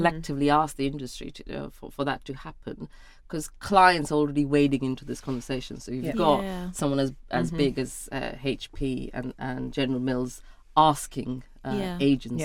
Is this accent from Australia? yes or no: no; India; now in United Kingdom; I was born and brought up in India